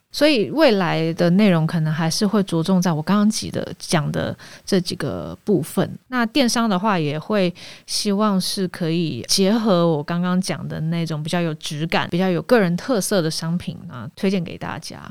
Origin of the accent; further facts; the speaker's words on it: Taiwan; 我是台湾人